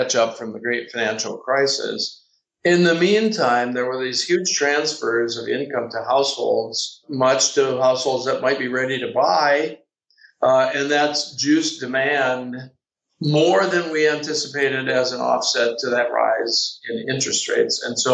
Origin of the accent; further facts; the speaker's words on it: Midwest, United States; I'm from the Midwest